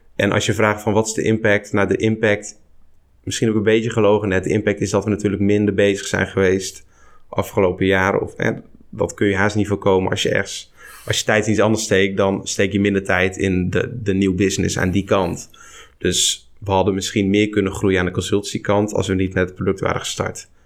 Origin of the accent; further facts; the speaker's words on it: Barneveld, Gelderland, Netherlands; Ik kom uit Barneveld, plaatsje op de Veluwe